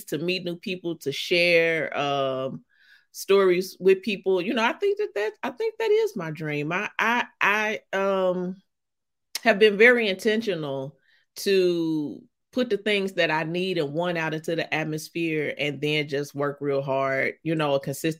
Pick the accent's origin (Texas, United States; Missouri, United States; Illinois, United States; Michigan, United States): Missouri, United States; St. Louis; accent: St. Louis accent; now in New York, United States; I'm from St. Louis, Missouri.